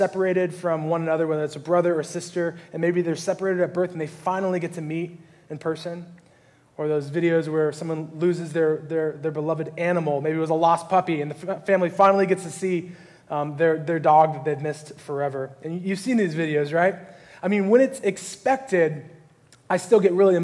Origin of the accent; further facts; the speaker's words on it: California, United States; I grew up here in California